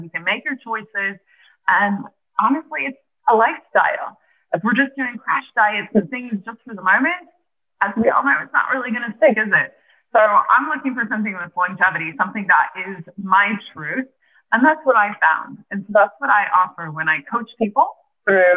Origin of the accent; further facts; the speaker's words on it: Nebraska, United States; now in Pennsylvania, United States; I'm originally from Nebraska and I'm actually moving back to Nebraska in a month